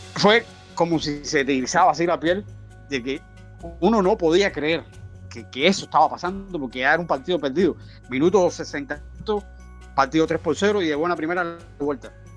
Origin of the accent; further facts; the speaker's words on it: Cuba; como todo cubano